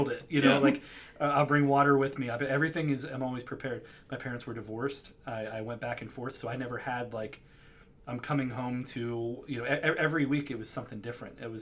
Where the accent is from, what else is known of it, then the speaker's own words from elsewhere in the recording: Western Pennsylvania, United States; also born or lived in Rochester area; now in Rochester, United States; growing up in Western Pennsylvania